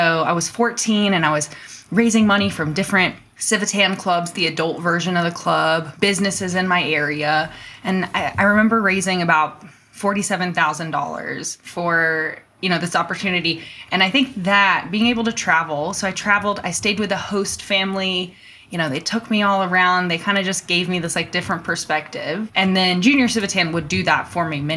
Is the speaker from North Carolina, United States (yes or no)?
yes; North Carolina, United States; moved away as an adult; now in Colorado, United States; I grew up in North Carolina, though, somewhere on the East Coast in the US